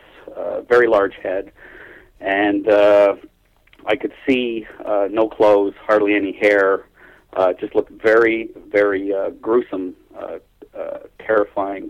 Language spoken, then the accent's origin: English; Toronto, Ontario, Canada; also born or lived in Keele Street and Sheppard area, Toronto; So we moved into Scarborough. I was very young, so I'm gathering I was 4 years old, 1963.